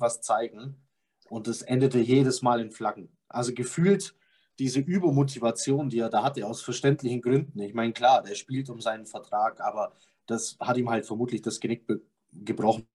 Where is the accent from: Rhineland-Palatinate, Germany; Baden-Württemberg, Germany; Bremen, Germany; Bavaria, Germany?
Bavaria, Germany; Bavarian Swabia, Germany; Ich bin auch bayerischer Schwabe, aber ich bin Schwabe.